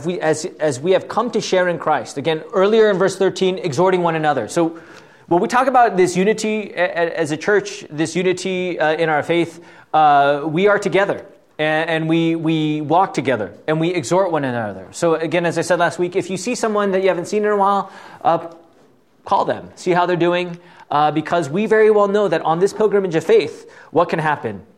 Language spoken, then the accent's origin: English; Southern California, United States; moved away as an adult; also born or lived in Fort Wayne; I was from Southern California